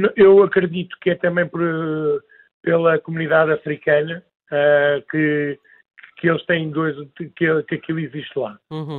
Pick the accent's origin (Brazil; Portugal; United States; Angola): Portugal; Alentejo; somos do Alentejo